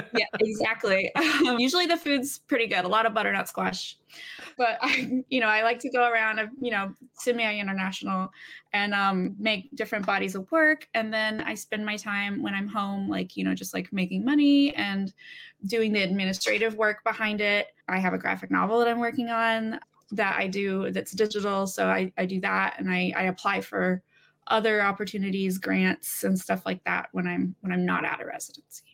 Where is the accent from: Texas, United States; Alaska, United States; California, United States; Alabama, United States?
Alabama, United States; now in Brooklyn, New York, United States; I'm from Alabama originally